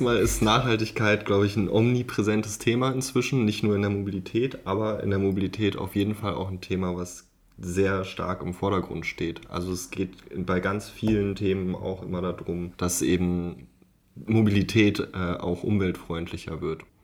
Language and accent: German; Berlin, Germany; ich komme aus Berlin